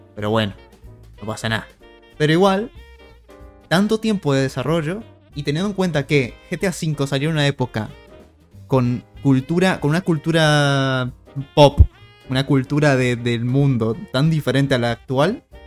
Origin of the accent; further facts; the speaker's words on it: Argentina; somos argentinos